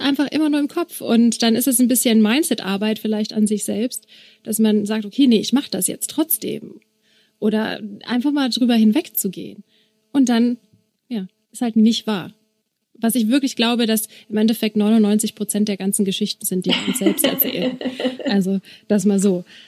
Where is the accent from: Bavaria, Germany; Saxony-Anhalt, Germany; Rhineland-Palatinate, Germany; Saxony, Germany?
Bavaria, Germany; Regensburg; ich komme aus Regensburg